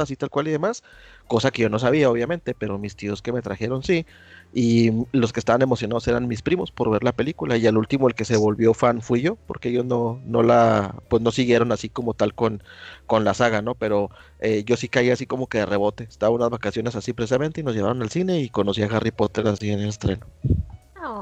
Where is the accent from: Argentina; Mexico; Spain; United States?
Mexico; Camargo, Chihuahua; en la ciudad de donde yo soy, en Camargo, no había cine